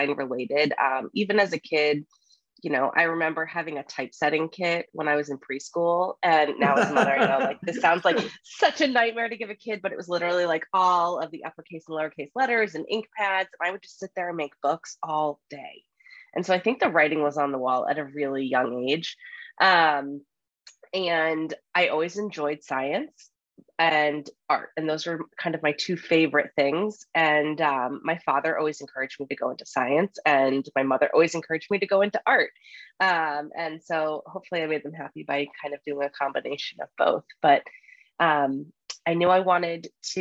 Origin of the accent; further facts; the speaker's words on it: Rhode Island, United States; moved away as an adult; also born or lived in New York City; the little suburb that I grew up in Rhode Island